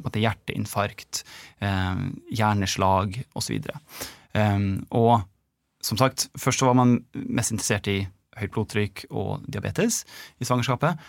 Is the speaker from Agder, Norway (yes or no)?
no; Molde, Møre og Romsdal, Norway; moved away as an adult; also born or lived in Trondheim / Oslo; now in United States; jeg er fra Molde. Eh, født og oppvokst.